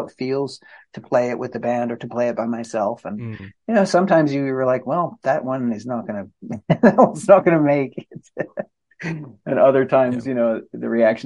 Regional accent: New England, United States; moved away; also born or lived in Santa Cruz, California; I'm from New England

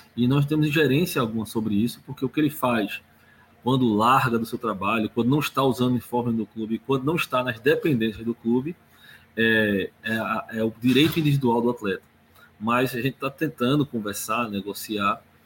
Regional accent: Recife, Pernambuco, Brazil; moved away as an adult; now in Santos, Brazil; meu sotaque facilmente vai demonstrar para você, eu não sou de Santos, eu sou de Recife

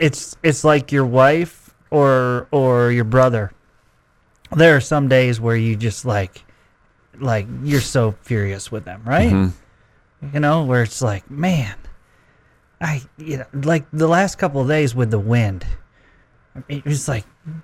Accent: Central New York, United States; now in Lubbock, United States; I grew up in Central New York

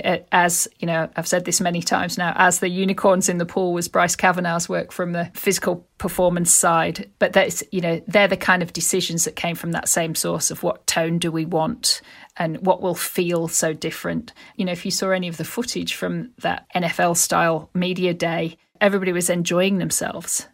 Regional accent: Yorkshire and the Humber, United Kingdom; my experience growing up in Yorkshire

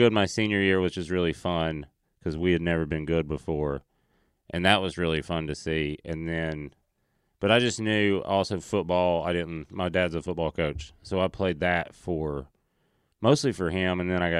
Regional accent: Tennessee, United States; born or raised there

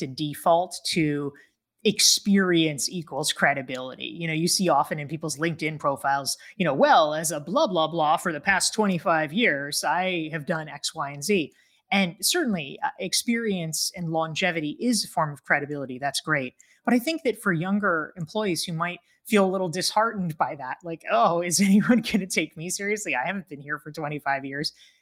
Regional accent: North Carolina, United States; I grew up in North Carolina.

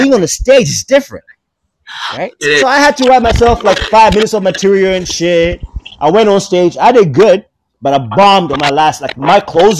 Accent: Tanzania; moved away as an adult; also born or lived in Japan / Maryland, United States / Canada; I was born in Tanzania.

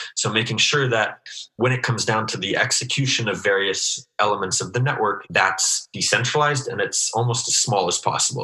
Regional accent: Alaska, United States; moved away as an adult; also born or lived in Anchorage, Alaska / Washington, D.C.; now in Israel; i actually grew up in alaska

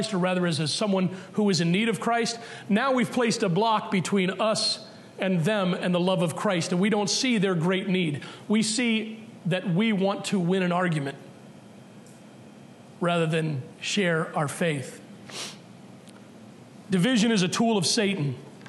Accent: Massachusetts, United States; but maybe because we're from Massachusetts, we need to be told again.

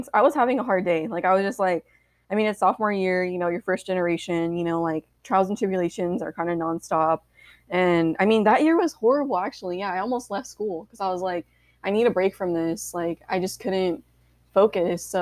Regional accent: San Diego, California, United States; moved away as an adult; also born or lived in San Jose, California; I am originally from San Diego, California, Southeast San Diego, Spring Valley to be exact

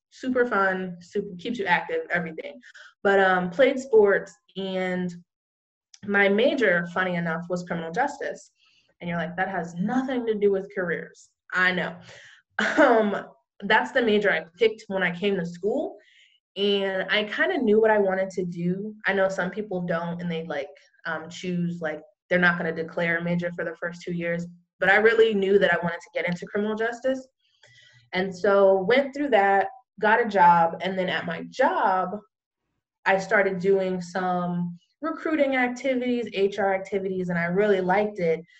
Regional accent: California, United States; now in Florida, United States; I came, I live in Florida now, and I came here from California.

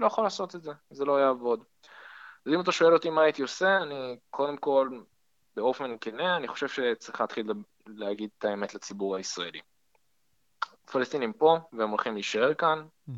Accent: Haifa, Haifa District, Israel; moved away; וכחיפאי במקור אני גם מכיר את הפוליטיקה המקומית

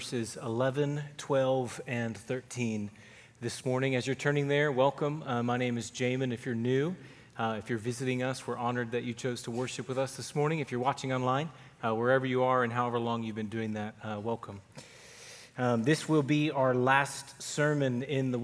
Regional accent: Duncanville, Texas, United States; also born or lived in Fairfield, Texas; The summer before my eighth grade year, we moved from Duncanville, which is up here in the DFW area, to a small country town 90 miles south of Dallas called Fairfield

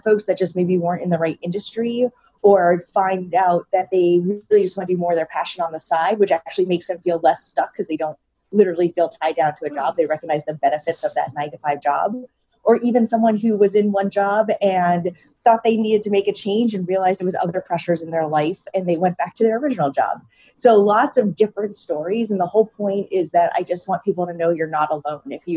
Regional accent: New England, United States; now in Brooklyn, United States; I grew up in New England and ate Papagino's pizza growing up

